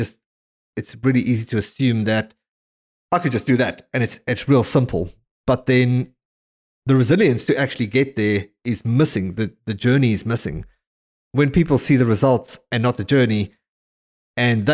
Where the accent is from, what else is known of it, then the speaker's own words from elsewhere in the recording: South Africa; growing up in South Africa